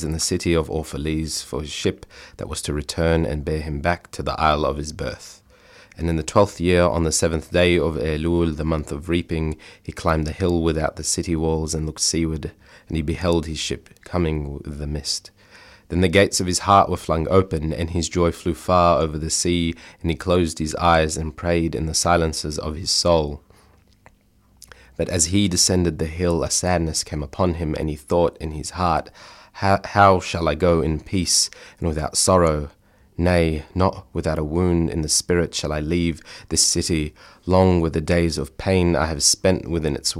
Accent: Melbourne, Victoria, Australia; I'm born and raised in Australia, but obviously my family is from a migrant background

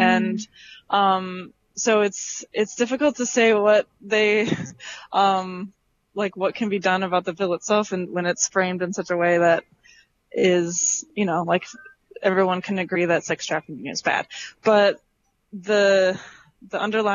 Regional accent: Midwest, United States; I'm from the Midwest in the United States

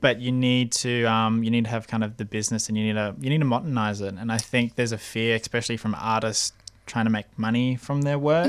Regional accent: Australia; first language English; growing up with a uh, Asian heritage mm. in Australia

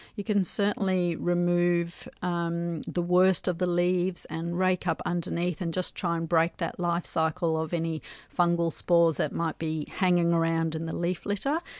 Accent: South Africa; moved away; I grew up in South Africa

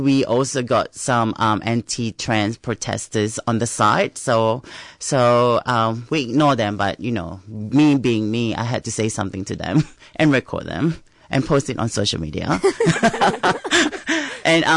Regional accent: Singapore; now in Melbourne, Australia; I come from Singapore.

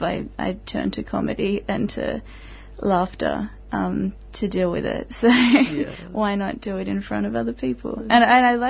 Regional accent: Tasmania, Australia; now in Melbourne, Australia; I'm from Tasmania as well

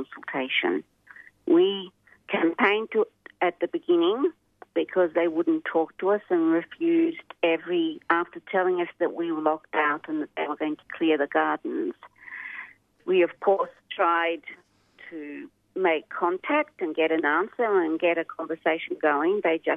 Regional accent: Portugal; now in Australia; I was born in Portugal.

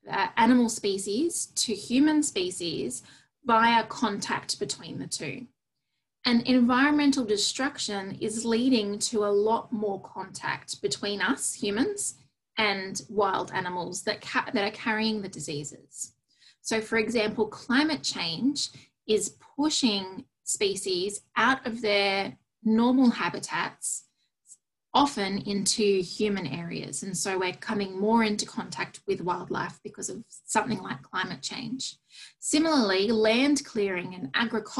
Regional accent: Australia; as an Australian

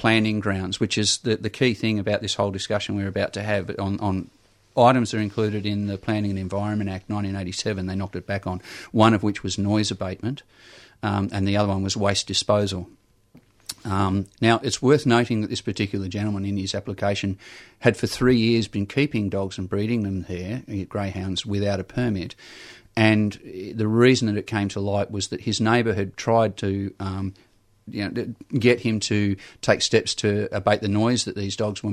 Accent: New South Wales, Australia; We grew up in New South Wales.

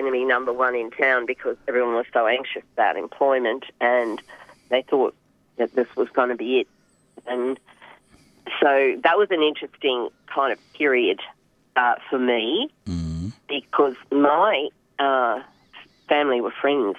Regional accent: Maryborough, Queensland, Australia; also born or lived in Hervey Bay; now in Gympie, Australia; when I was growing up in Maryborough

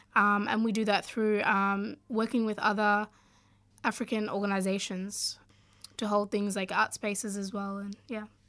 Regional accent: Australia; also born or lived in Sudan; growing up in Australia

